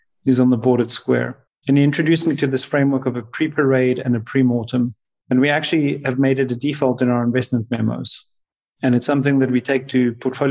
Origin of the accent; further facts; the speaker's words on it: South Africa; my time growing up in South Africa playing rugby